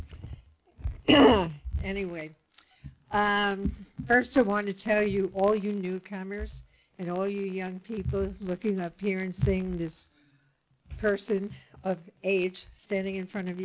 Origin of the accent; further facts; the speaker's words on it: New York City, New York, United States; now in Laguna Niguel, United States; As I said, I'm from the Bronx, and I'm also from an area called Little Italy